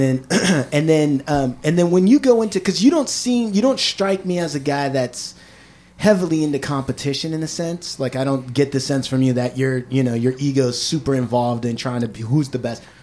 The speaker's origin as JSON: {"language": "English", "region": "Washington", "country": "United States", "also_born_or_lived": "Berkeley, California", "moved": "yes", "said": "I'm from Washington"}